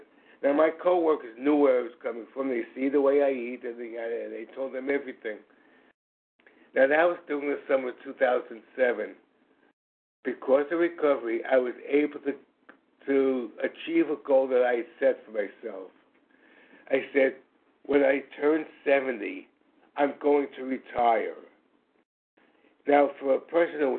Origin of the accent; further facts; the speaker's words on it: New York City, New York, United States; I am from New York City, obviously East Coast